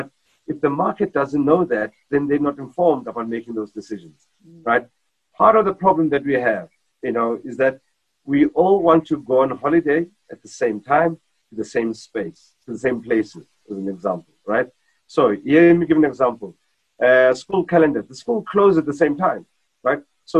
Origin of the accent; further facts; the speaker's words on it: South Africa; just being a South African.